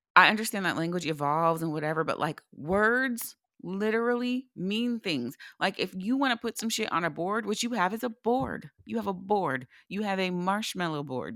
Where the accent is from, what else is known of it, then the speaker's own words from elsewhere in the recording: United States; as an American